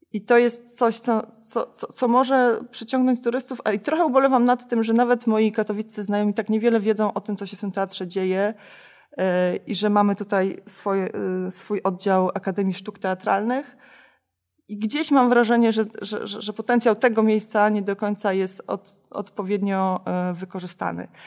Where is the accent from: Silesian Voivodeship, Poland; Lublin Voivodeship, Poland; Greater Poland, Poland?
Silesian Voivodeship, Poland; Chorzów; now in Bytom, Poland; Ja nie jestem bytomianką z urodzenia, tylko jestem chorzowianką z urodzenia